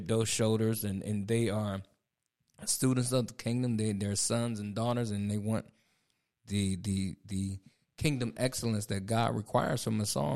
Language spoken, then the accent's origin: English; Ohio, United States; moved away as an adult; now in Raleigh, United States; Angie and I, we moved down here in twenty twenty. We from Ohio